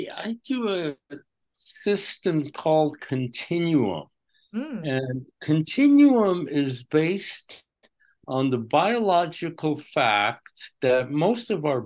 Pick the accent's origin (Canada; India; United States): United States; New York; Okay, I grew up in Westchester County